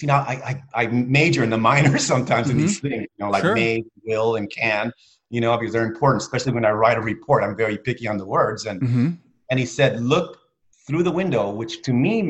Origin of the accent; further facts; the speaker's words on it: Spain; moved away; when I was small, I grew up in Spain